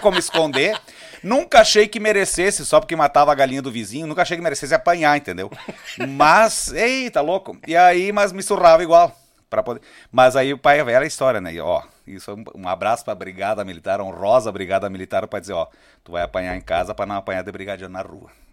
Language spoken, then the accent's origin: Portuguese; Caxias do Sul, Rio Grande do Sul, Brazil; also born or lived in Serafina Correia; eu sou natural de Serafina Correia e me criei em Caxias do Sul